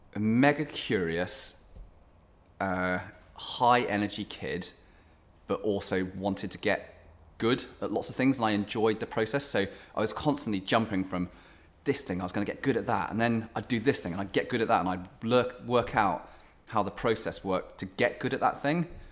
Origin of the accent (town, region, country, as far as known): Cornwall, South West England, United Kingdom; born or raised there; moved away as an adult; also born or lived in South Africa / London; now in Sheffield, United Kingdom